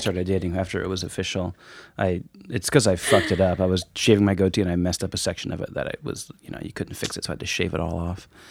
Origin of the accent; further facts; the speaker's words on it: Woodinville, Washington, United States; moved away as an adult; also born or lived in San Francisco / New York; I'm from here. I grew up in Woodinville